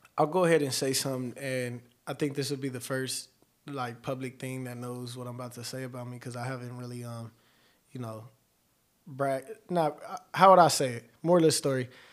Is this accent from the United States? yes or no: yes; Los Angeles, California, United States; also born or lived in Colton, California; I'm from Los Angeles, mid-city to be exact, right off of Pico